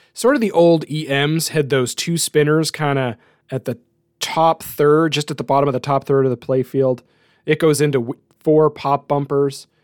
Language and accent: English; New Brunswick, Canada; my hometown.